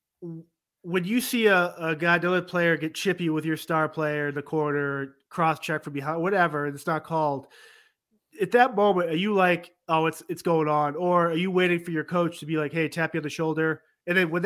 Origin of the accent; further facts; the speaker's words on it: Massachusetts, United States; I'm born and raised in Massachusetts